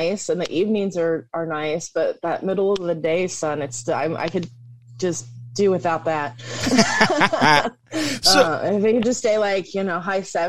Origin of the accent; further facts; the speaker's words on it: West Virginia, United States; Well, I grew up in West Virginia.